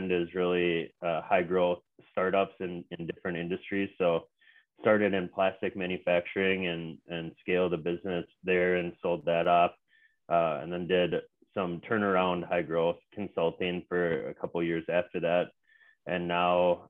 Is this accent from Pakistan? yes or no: no; the Twin Cities area, Minnesota, United States; I'm from Minnesota, the Twin Cities area